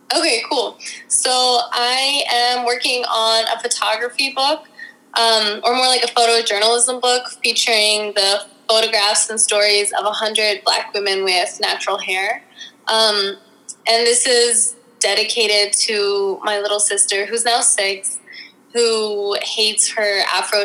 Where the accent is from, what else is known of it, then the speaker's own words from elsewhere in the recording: Washington, District of Columbia, United States; I'm from Washington D.C., born and raised